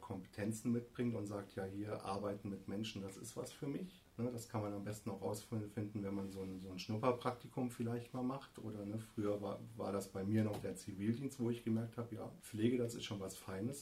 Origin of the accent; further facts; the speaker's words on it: Hesse, Germany; moved away as an adult; also born or lived in Kassel / Norderney; now in Hann. Münden, Germany; ich komme vom Meißner